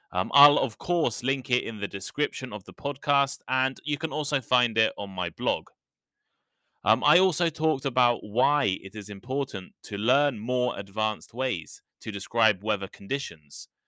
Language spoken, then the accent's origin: English; United Kingdom; the U K, my home country